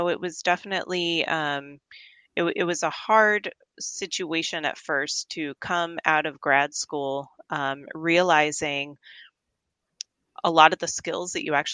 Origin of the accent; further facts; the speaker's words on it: Tucson, Arizona, United States; also born or lived in Fort Worth, Texas / Oregon; I'm pretty much from Tucson. You know, I moved here. I was born in Fort Worth, but I moved here when I was 10